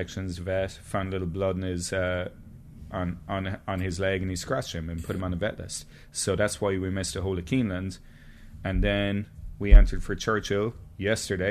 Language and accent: English; Ireland; I'm Irish.